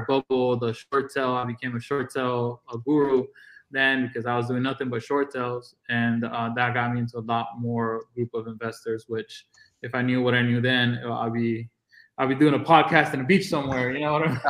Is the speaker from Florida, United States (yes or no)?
yes; Florida, United States; now in Texas, United States; I'm from Florida